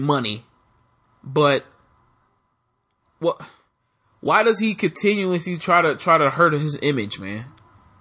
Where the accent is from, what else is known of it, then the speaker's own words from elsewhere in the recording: United States; me being an American